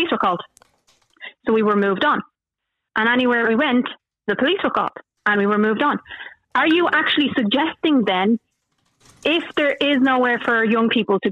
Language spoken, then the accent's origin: English; Dublin, Leinster, Ireland; I'm from Clondalk, and I remember growing up and everything closed at 6 o'clock